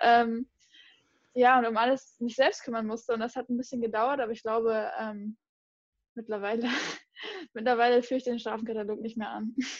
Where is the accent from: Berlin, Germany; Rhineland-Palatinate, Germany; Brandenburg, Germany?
Rhineland-Palatinate, Germany; near Mainz; ich bin in der Nähe von Mainz aufgewachsen